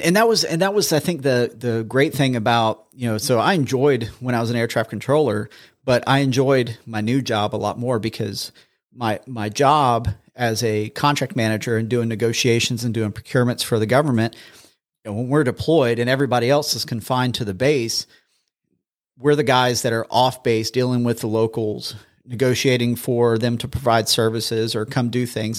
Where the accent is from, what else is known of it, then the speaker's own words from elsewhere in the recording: Charleston, South Carolina, United States; moved away as an adult; now in Huntsville, United States; born and raised in Charleston